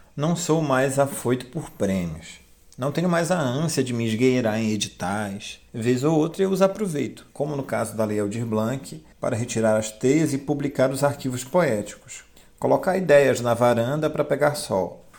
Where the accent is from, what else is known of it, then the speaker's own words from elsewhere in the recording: Castanhal, Pará, Brazil; Também sou de Castanhal.